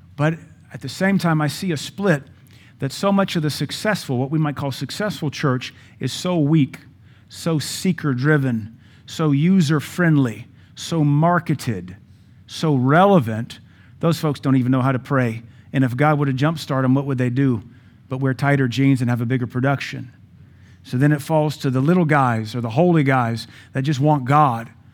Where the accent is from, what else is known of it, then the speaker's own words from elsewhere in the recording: United States; We are American